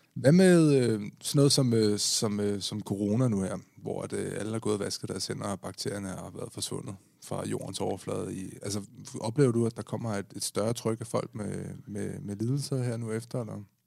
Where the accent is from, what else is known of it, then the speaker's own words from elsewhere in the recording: Denmark; vi er danskere, og vi er danskere